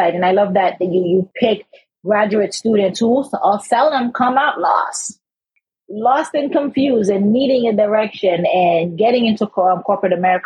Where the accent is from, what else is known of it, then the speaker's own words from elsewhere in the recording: Haiti; now in United States; I'm from Haiti